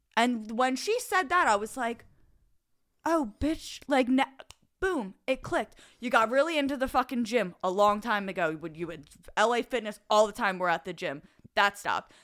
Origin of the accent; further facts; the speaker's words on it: Delaware County, Pennsylvania, United States; accent: Delco; moved away; I was very young. I still lived in Delaware County